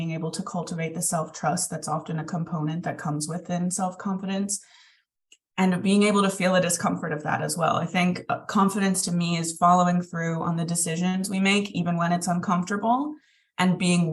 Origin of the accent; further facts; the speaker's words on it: Philadelphia, Pennsylvania, United States; moved away as an adult; now in Ireland; I was born in Philadelphia. Both my brothers were born in Philadelphia, and we moved over to Ireland whenever I was 8 years old. So we lived there for 5 or 6 years before moving back to Philadelphia